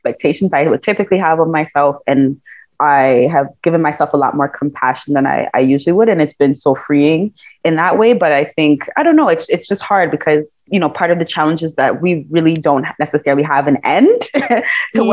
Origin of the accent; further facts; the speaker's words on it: Ghana; I'm a Ghanaian Jollof warrior